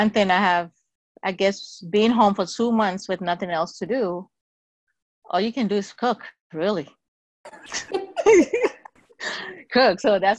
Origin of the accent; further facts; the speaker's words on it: Ghana; moved away; I'm originally from Ghana. Live here in the city.